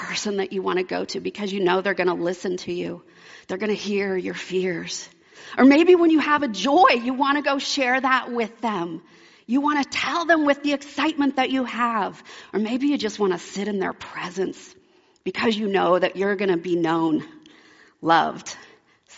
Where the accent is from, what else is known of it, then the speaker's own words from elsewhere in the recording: Alaska, United States; also born or lived in Oregon; I grew up in Alaska. When I was 9, my family moved from Oregon to Alaska